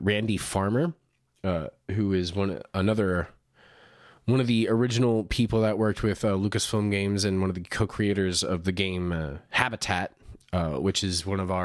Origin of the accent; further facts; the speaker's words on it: Central Coast, California, United States; my hometown on the Central Coast